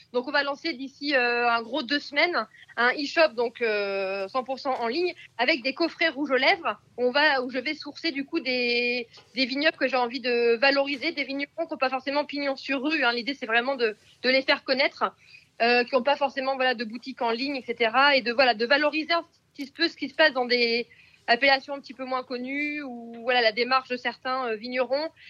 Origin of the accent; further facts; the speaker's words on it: Picardy, Hauts-de-France, France; je suis picarde d'origine